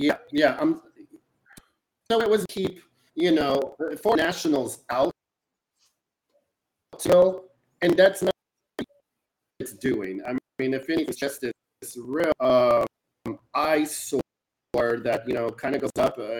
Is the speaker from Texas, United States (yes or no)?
yes; Rio Grande Valley, Texas, United States; moved away as an adult; now in Brooklyn, United States; I grew up on the border. I grew up in, you know, the Rio Grande Valley